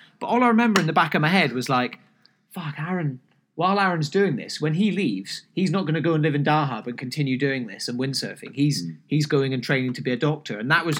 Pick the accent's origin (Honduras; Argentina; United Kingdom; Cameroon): United Kingdom; Scotland; By the way, I'm Scottish, even though I don't sound like it. I promise I am.